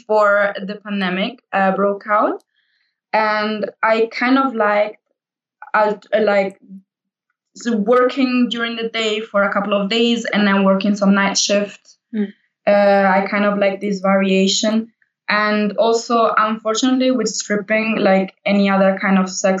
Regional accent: Italy; moved away as an adult; now in Berlin, Germany; I'm from Italy and I moved to Berlin 5 years ago

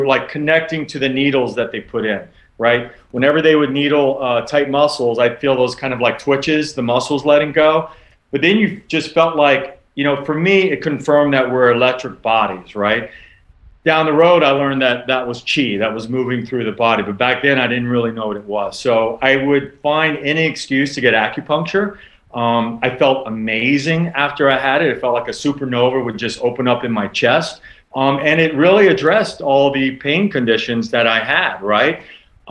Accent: Louisiana, United States; now in New York City, United States; I grew up kind of in the Cajun country down there

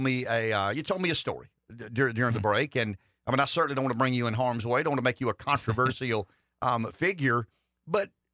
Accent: the South, United States; I am from the South.

